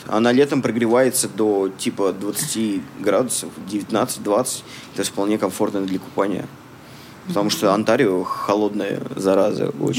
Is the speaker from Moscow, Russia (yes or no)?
no; Samara, Samara Oblast, Russia; moved away as an adult; now in Canada; Я из России тоже, из Самары